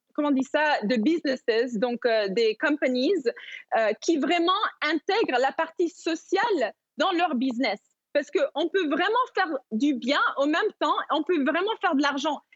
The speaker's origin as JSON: {"language": "French", "country": "Madagascar", "tie": "born or raised there", "said": "j'ai grandi à Madagascar"}